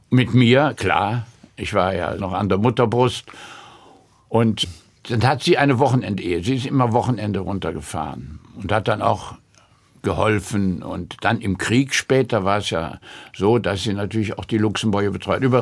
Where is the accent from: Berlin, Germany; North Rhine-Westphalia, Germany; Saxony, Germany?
North Rhine-Westphalia, Germany; Cologne; born there; Und ich wurde dann auch in Köln geboren.